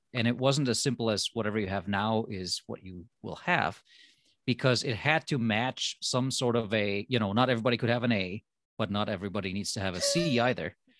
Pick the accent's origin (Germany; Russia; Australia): Germany; moved away as an adult; also born or lived in Minnesota, United States; now in United States; I am from Germany. So for me, going to college, well, that was the reason to come to America